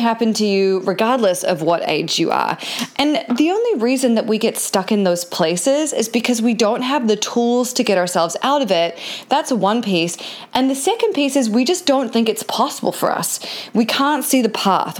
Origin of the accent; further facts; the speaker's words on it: New Zealand; now in California, United States; I'm a New Zealander who lives in California